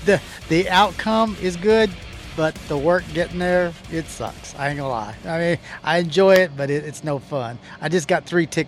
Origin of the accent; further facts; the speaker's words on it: Florida, United States; moved away as an adult; now in Arkansas, United States; I grew up in Florida also, where tornadoes just spring up, pop up out of nowhere.